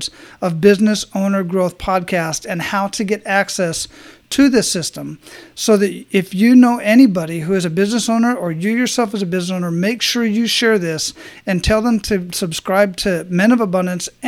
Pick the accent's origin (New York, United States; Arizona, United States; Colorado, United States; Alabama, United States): Arizona, United States; also born or lived in Hawaii; now in Florida, United States; born and raised in Arizona